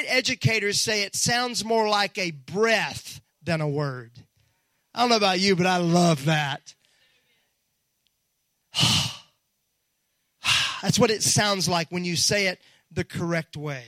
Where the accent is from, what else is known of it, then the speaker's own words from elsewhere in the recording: Mississippi, United States; moved away; when I was raised in Mississippi